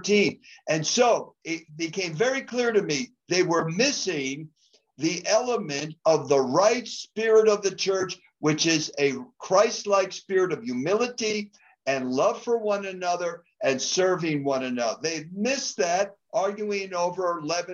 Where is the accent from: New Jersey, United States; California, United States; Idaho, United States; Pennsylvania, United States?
New Jersey, United States; moved away as an adult; now in Colorado, United States; I'm originally from New Jersey. I lived first 20 years there. So I'm an East Coast boy